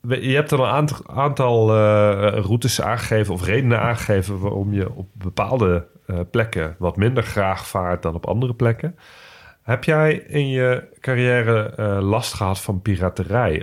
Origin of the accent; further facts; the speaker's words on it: Nijmegen, Gelderland, Netherlands; ik kom uit Nijmegen